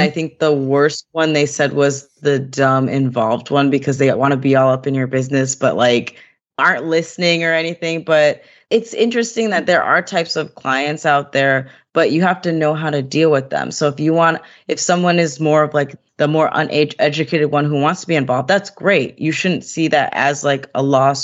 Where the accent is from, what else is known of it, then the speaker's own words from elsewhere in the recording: Fishkill, New York, United States; I grew up in the Hudson Valley in New York. So a little town, I don't know if y'all know Fishkill.